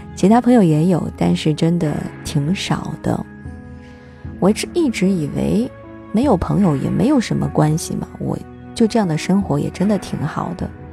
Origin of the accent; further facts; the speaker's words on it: China; 我们中国人